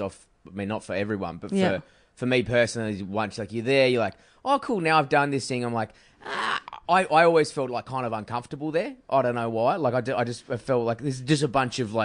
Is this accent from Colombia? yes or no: no; Perth, Western Australia, Australia; I'm from Perth